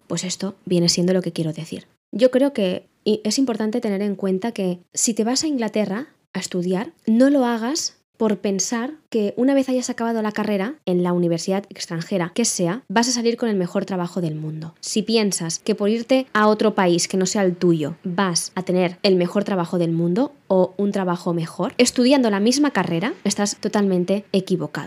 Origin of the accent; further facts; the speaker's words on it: Spain; also born or lived in London; hablo de ser español porque es lo que soy yo